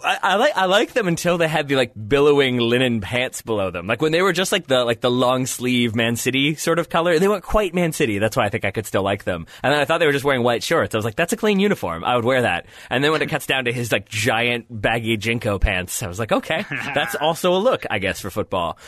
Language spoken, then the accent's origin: English; United States; being an American